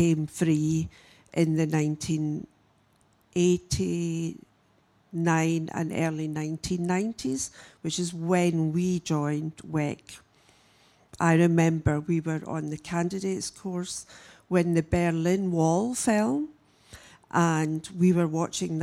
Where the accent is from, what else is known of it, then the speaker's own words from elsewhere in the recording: Glasgow, Scotland, United Kingdom; also born or lived in Adelaide, Australia; I was born here in Australia. I was born in Adelaide. My parents were 10-pound Poms, but they left Australia after 10 years and went back home to Glasgow. And I was nearly six when I left, and I then grew up in Glasgow